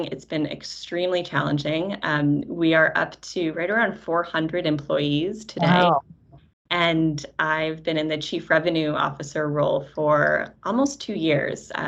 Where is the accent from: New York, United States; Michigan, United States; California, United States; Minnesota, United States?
New York, United States; Syracuse; I met TeraKeet as a small startup company in Syracuse, which is also my hometown